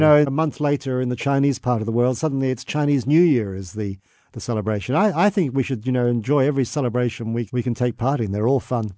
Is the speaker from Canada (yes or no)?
no; England, United Kingdom; now in Australia; I was born in England